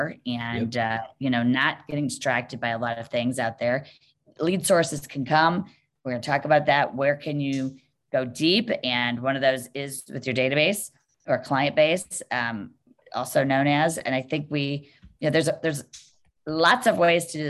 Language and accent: English; Cleveland, Ohio, United States; I am in Cleveland, Ohio, born and raised